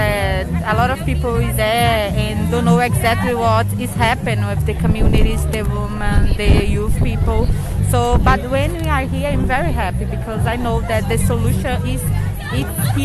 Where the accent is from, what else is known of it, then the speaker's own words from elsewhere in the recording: Brazil; English is a second language; I'm from Brazil